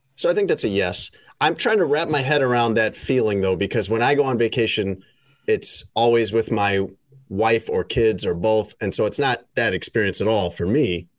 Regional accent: United States; accent: American; my American accent

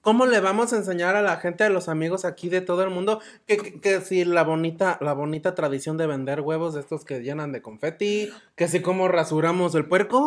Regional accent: Guanajuato, Mexico; yo soy de Guanajuato, pero tengo el corazón chilango

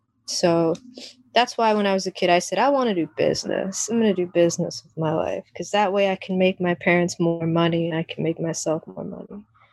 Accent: Jamaica; born there; And then my origin story is a whole mixed bag, because, you know, I was born in Jamaica.

